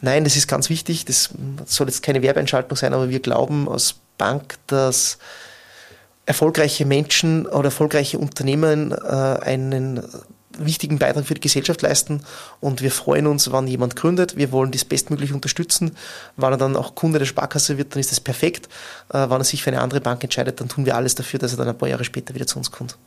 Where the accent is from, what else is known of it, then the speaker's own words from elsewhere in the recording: Bad Ischl, Upper Austria, Austria; moved away as an adult; now in Linz, Austria; ich habe 2004 in meiner Heimatgemeinde maturiert